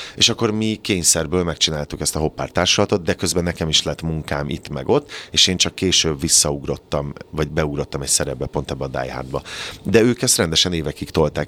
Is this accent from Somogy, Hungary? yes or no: yes; Kaposvár, Somogy, Hungary; born or raised there; moved away